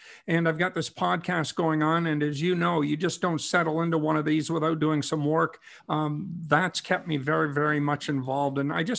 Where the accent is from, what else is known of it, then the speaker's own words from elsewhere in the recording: Noranda, Quebec, Canada; I was 10 years old when the Leafs won the Stanley Cup. I was growing up in Noranda, Quebec.